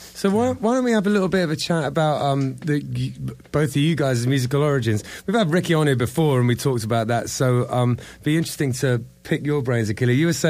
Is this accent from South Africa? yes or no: no; England, United Kingdom; moved away as an adult; now in South Florida, United States; I'm English, obviously. I've been here 11 at this point.